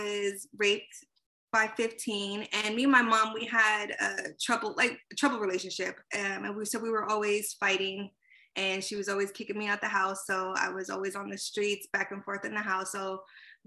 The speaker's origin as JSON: {"language": "English", "region": "East Coast", "country": "United States", "tie": "born or raised there", "also_born_or_lived": "California", "moved": "as an adult", "lives_now": "Los Angeles, United States", "said": "I was born in California, then I was raised on the East Coast, so I always consider myself half and half"}